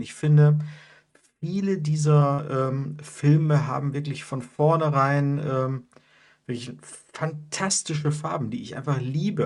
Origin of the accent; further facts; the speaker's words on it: Mülheim, North Rhine-Westphalia, Germany; bei uns in Mülheim